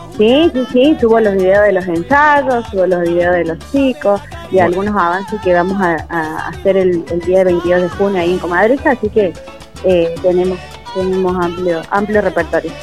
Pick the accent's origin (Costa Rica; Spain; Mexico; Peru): Peru; now in Córdoba, Argentina; yo soy de Perú